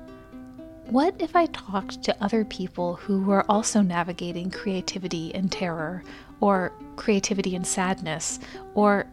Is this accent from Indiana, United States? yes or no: yes; Bloomington, Indiana, United States; my hometown in Bloomington, Indiana